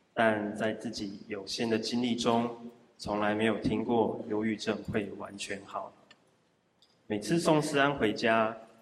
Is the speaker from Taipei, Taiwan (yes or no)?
no; Zhudong, Hsinchu County, Taiwan; 我出生在竹东客家小镇